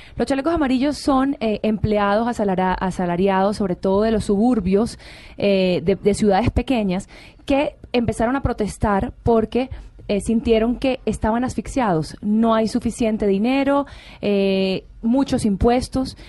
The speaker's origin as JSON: {"language": "Spanish", "country": "Venezuela", "said": "yo como venezolana"}